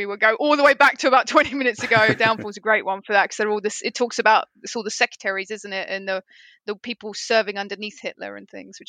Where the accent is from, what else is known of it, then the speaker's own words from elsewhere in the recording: United Kingdom; obviously as British people